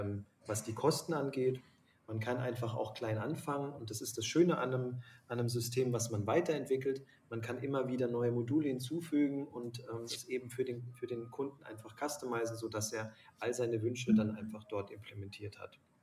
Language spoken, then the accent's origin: German; Lake Constance, near the Swiss border, Baden-Württemberg, Germany; now in Munich, Germany; bin quasi am Bodensee ähm, groß geworden und an der Schweizer Grenze